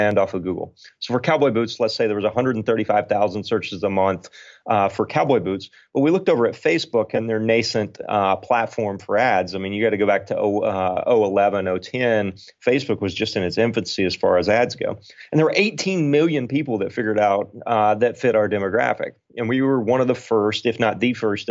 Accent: Arkansas, United States; I grew up in Arkansas, so I knew the demographic pretty well

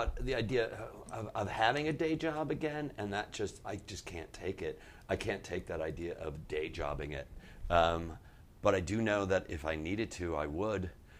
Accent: Chicago, Illinois, United States; moved away; Growing up in Chicago

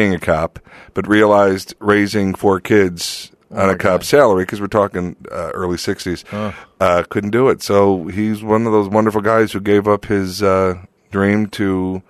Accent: Lansing, Illinois, United States; moved away; Lansing, Illinois. Lansing, Illinois. Right outside of Chicago.

